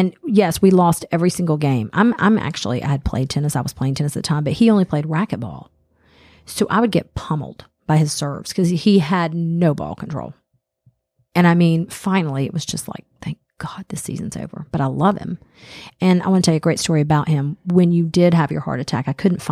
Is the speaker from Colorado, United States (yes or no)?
no; Smyrna, Georgia, United States; born or raised there